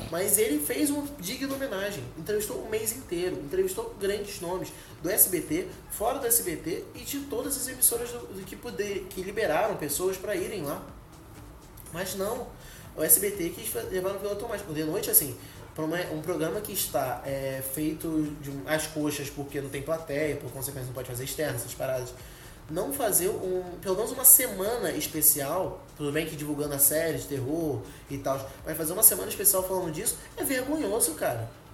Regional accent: Rio de Janeiro, Brazil; que sou do Rio

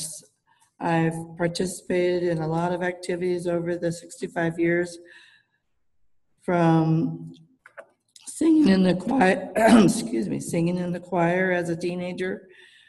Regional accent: Oceanside, California, United States; also born or lived in San Diego; I was born in San Diego at the original San Diego Children's Hospital. It was called Quintar Hospital at that time. I've lived in Oceanside basically my whole life

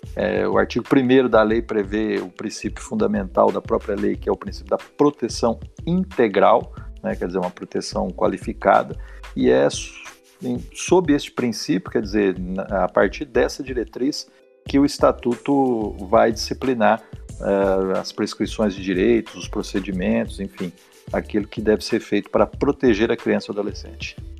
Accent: Mato Grosso do Sul, Brazil; moved away as an adult; also born or lived in Franca / São Paulo; now in São José do Rio Preto, Brazil; voltei para casa dos meus pais, onde eu fui criado, no Mato Grosso do Sul

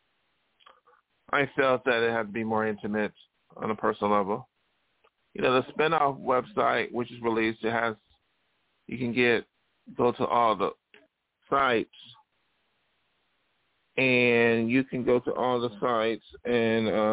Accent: India; as an Indian small artist

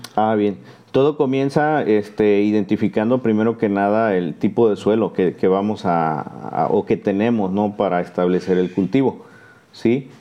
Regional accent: Martínez de la Torre, Veracruz, Mexico; Ahora me toca trabajar eh, nuevamente aquí en la zona de Martínez, este, de donde soy originario

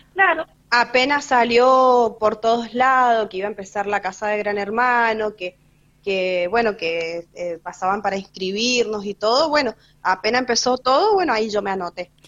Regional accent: San Rafael, Mendoza, Argentina; vivo acá en San Rafael, soy nacida acá en San Rafael.

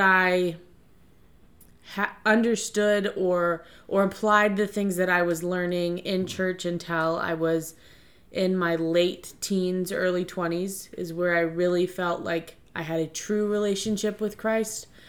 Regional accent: Hartwood, Virginia, United States; I was born and raised in Stafford County, Virginia, um, specifically Hartwood

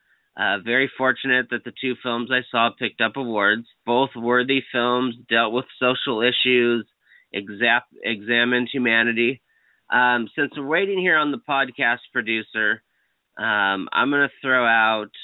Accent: Newport Beach, California, United States; Newport Beach is my hometown festival

